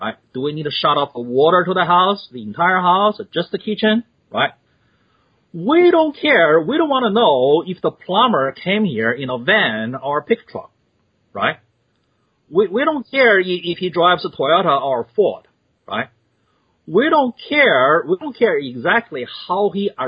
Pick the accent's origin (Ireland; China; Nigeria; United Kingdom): China; also born or lived in Australia; now in United States; I was born in China. And I'm twice the immigrant. First time moved to Australia